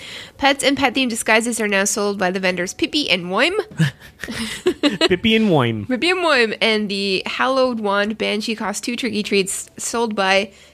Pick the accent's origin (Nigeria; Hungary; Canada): Canada; I don't know. I'm Canadian. I don't know. fucking weird accents.